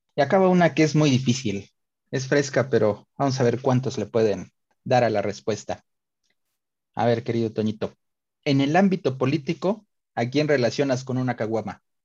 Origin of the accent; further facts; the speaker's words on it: Puebla, Mexico; nos levantaron a los poblanos en toda la República